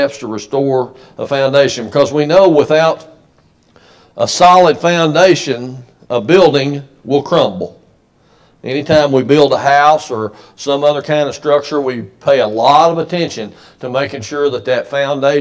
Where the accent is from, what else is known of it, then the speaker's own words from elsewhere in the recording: United States; we as an American people